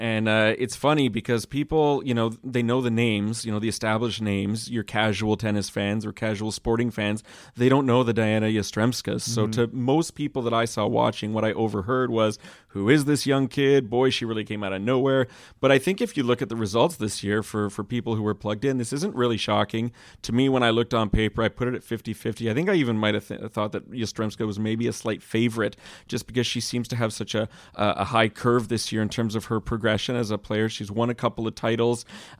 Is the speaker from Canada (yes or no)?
yes; Montreal, Quebec, Canada; I remember as a kid actually chasing hockey autographs growing up in Montreal